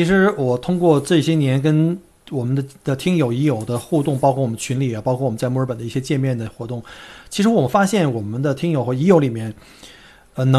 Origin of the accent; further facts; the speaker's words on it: China; 所以呢，我在想，我们中国人为什么经常就是不团结？